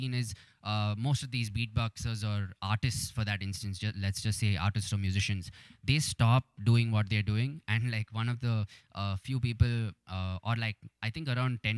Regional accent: Bengaluru, Karnataka, India; has represented my city

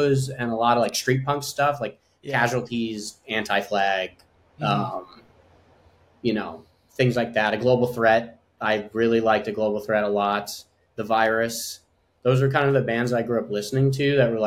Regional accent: Long Island, New York, United States; growing up on Long Island, where the specific town that we grew up

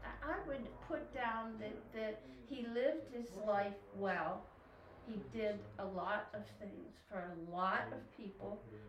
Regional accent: Pennsylvania, United States; Western PA.

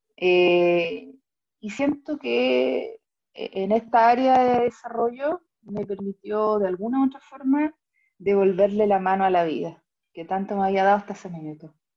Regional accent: Talca, Maule, Chile; now in Santiago, Chile; nací y criada en Talca, hoy día viviendo acá en Santiago, en la comuna de Ñuñoa.

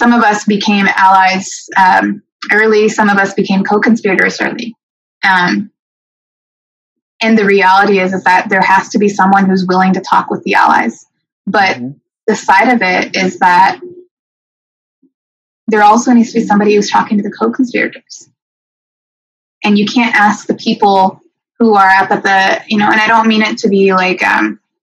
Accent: Renton, Washington, United States; I grew up in Renton, and it's not a white city. I went to the Kent School District

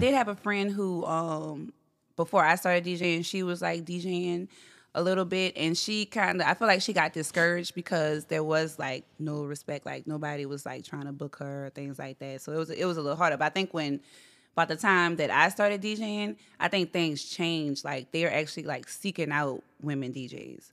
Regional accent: Gretna, Louisiana, United States; I'm from here. Gretna, actually

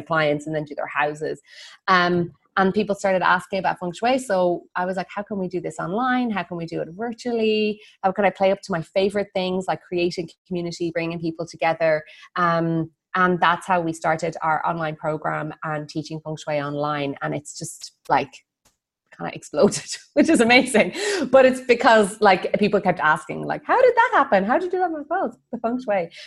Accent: Ireland; moved away as an adult; also born or lived in Bali; I'm Irish.

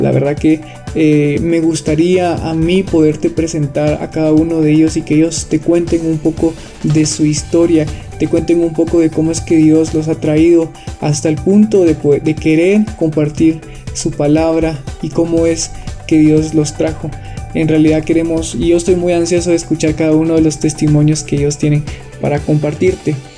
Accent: Quetzaltenango, Guatemala; Soy de la ciudad de Quetzaltenango, Guatemala

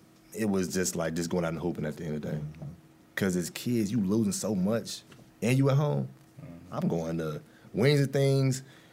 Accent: Kansas City, Missouri, United States; he goes to my hometown. He came out to UNKC.

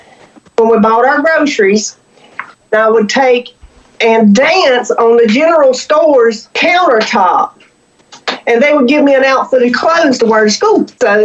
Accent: Roxboro, North Carolina, United States; I was born in Roxburgh, North Carolina.

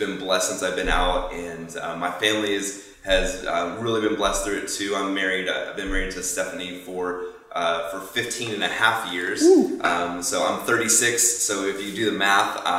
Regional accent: Fort Myers, Florida, United States; moved away as an adult; now in Tampa, United States; Grew up down in Fort Myers

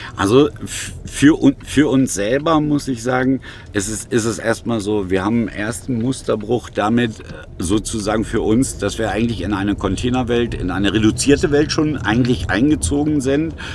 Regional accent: Germany; uns als Deutsche

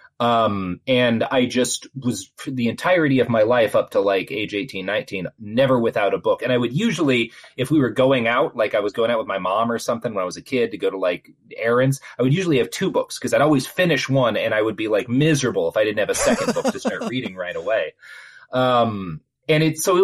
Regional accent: Texas, United States; I grew up in Texas

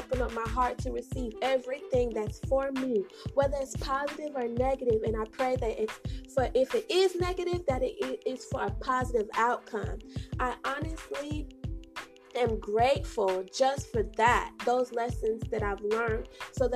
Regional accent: St. Kitts & Nevis; also born or lived in Bronx, New York, United States; I was raised in the beautiful islands of St. Kitts and Nevis, so big up my peoples

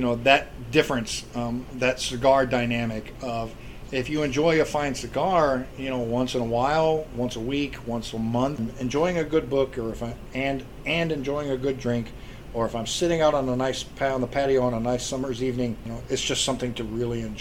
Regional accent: Ohio, United States; moved away; I grew up in Ohio

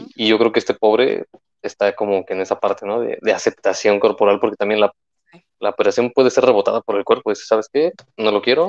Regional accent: Mexico; es parte de nuestra cultura como mexicanos

